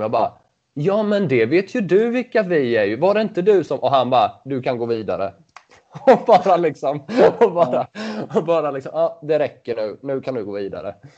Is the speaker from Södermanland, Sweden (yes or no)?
no; Mullsjö, Jönköping County, Sweden; jag är ju uppvuxen i Mullsjö